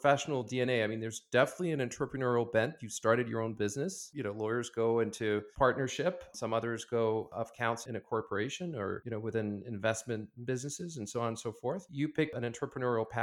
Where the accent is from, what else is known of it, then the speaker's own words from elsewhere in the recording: Paris, Île-de-France, France; moved away; I went to high school around Paris and France